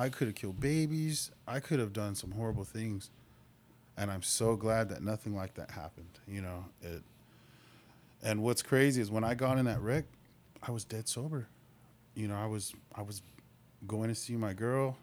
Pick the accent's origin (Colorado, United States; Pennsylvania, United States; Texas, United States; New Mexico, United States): New Mexico, United States; Albuquerque; moved away as an adult; also born or lived in Lawton, Oklahoma; now in Oklahoma, United States; I'm born and raised in Albuquerque